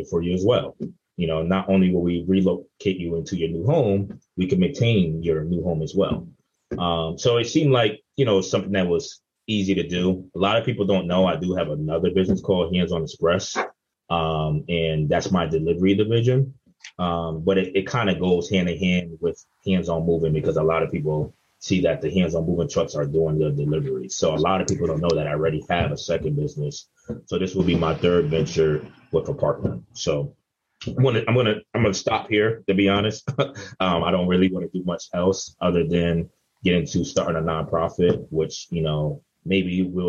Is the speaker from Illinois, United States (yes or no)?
no; New Haven, Connecticut, United States; I'm from New Haven, so it's pretty easy for me to kind of blow up when I'm in the same city that I was born and raised